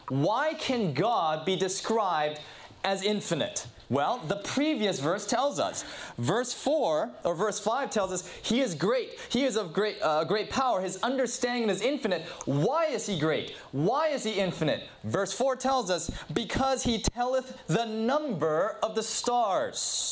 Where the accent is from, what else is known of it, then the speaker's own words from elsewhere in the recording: Southern California, United States; I grew up in Southern California